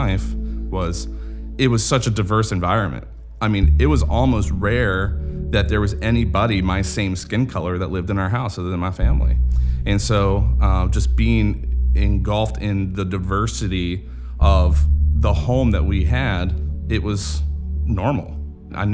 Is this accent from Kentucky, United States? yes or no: no; Grove City, Pennsylvania, United States; moved away; also born or lived in Wooster, Ohio; I grew up in Western Pennsylvania